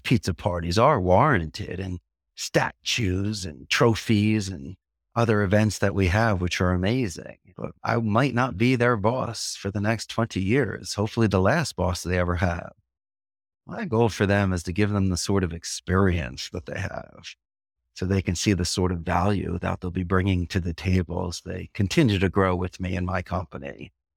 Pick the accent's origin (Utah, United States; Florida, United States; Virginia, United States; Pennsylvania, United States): Pennsylvania, United States; Philadelphia; first language English; moved away as an adult; now in Costa Rica; from Philadelphia and Anglo Saxon and English is my first language